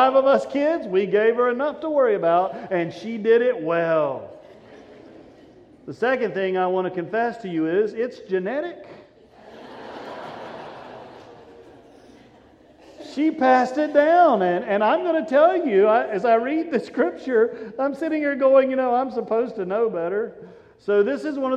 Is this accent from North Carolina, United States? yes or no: yes; Statesville, North Carolina, United States; I grew up in a little country church out above Statesville, out in the middle of nowhere